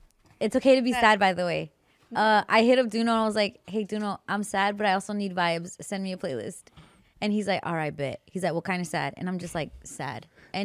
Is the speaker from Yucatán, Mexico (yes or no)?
yes; Yucatán, Mexico